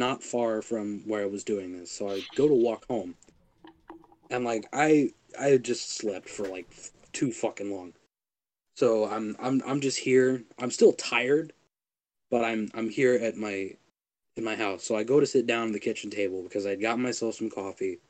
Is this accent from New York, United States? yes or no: no; Ohio, United States; I have only ever left my home state of Ohio one time